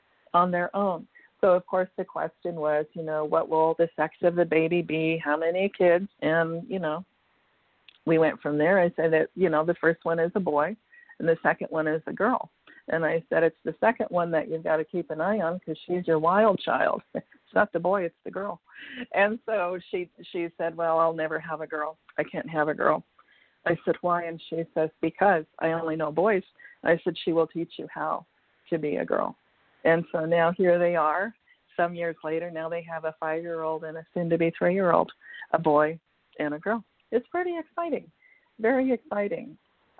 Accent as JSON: {"language": "English", "region": "Washington", "country": "United States", "tie": "born or raised there", "also_born_or_lived": "California", "moved": "as an adult", "said": "moved from California back to Washington State, which was my home state."}